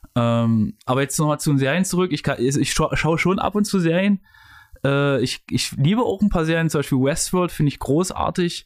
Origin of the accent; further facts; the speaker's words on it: Leipzig, Saxony, Germany; in Leipzig, wo ich herkomme